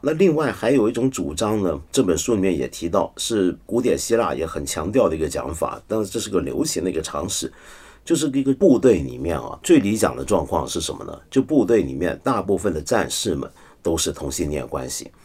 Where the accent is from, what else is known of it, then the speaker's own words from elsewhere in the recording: Taiwan; 我小时候在台湾呢